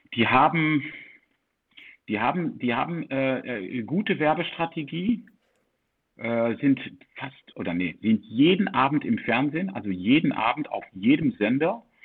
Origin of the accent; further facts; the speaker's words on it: Netherlands; ich bin als Deutscher in äh, Holland aufgewachsen in 1974